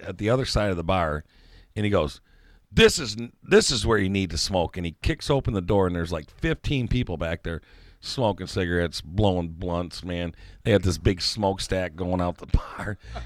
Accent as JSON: {"language": "English", "town": "Detroit", "region": "Michigan", "country": "United States", "tie": "born or raised there", "said": "we grew up on 8 Mile"}